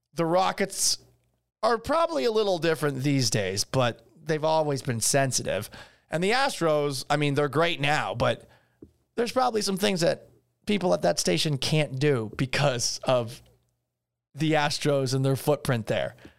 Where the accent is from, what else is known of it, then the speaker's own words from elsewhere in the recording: Boston, Massachusetts, United States; moved away as an adult; also born or lived in Seattle / Syracuse; now in Houston, United States; I grew up in Boston